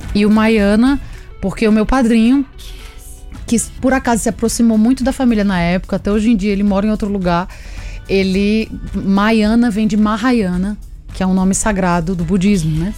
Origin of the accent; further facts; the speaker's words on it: Agreste of Paraíba, Brazil; now in São Paulo, Brazil; nasci no Agreste da Paraíba